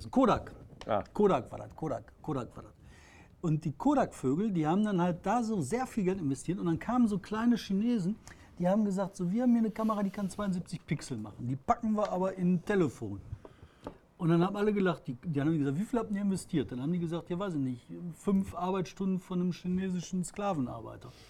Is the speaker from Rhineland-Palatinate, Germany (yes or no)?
no; Bottrop, North Rhine-Westphalia, Germany; was ich erlebe gerade in meiner Umgebung, da wo ich herkomme, das ist ein Wandel, der Klimawandel, den du mit Händen anfassen kannst. Unfassbar. Der, der durch den Regen, dieses Klima, diese Hitze und Feuchte. Im Bottrop der Wald sieht mittlerweile aus wie Regenwald.